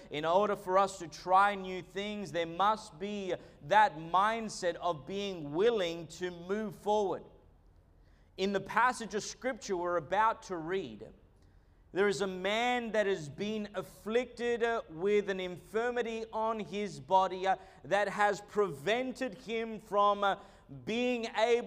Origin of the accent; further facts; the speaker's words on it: Australia; also born or lived in Argentina; I was born in Australia, moved to Argentina when I was a young boy, and then came back. And so realistically, I've spent most of my time in Australia